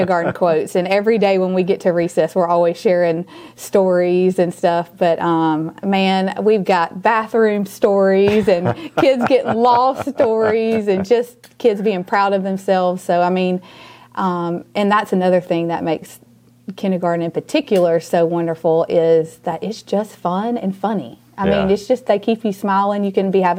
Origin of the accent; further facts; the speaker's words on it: Auburn, Alabama, United States; also born or lived in Mobile / Hoover; That's actually my hometown. So that's where I grew up